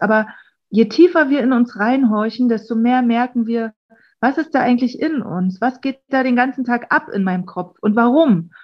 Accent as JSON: {"language": "German", "region": "Berlin", "country": "Germany", "said": "wir kommen aus Berlin"}